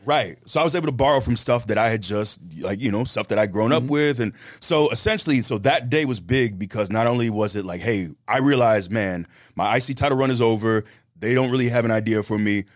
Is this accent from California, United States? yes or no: no; Tampa, Florida, United States; I'm from Tampa